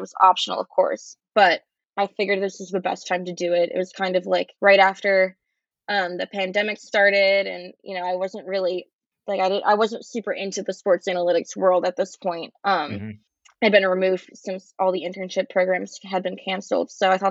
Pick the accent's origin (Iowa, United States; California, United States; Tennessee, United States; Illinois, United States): Illinois, United States; Chicago; moved away as an adult; I grew up in Chicago